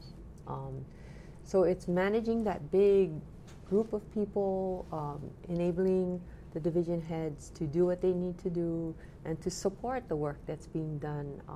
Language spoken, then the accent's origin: English; Makawao, Maui, Hawaii, United States; I grew up in Makaua